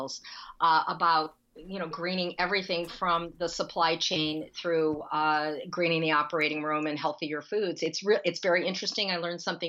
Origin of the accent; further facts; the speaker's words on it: Akron, Ohio, United States; when I was growing up in Akron, Ohio, the sky was full of toxic odors and toxic smoke